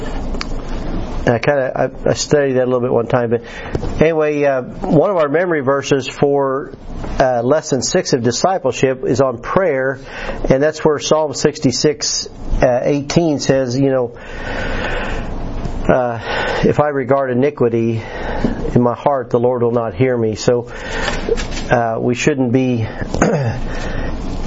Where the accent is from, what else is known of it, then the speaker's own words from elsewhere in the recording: United States; moved away; At the Putnam County Fair, my hometown, our Putnam County